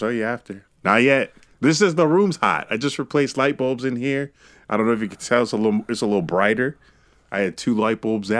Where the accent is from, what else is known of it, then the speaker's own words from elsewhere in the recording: India; I'm an Indian woman.